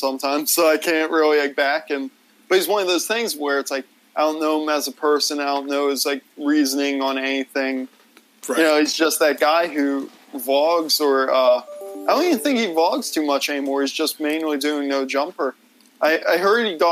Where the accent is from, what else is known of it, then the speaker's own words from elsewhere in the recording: Pennsylvania, United States; also born or lived in Nashville, Tennessee; I ended up moving to Pennsylvania to live with, like, grandparents and stuff.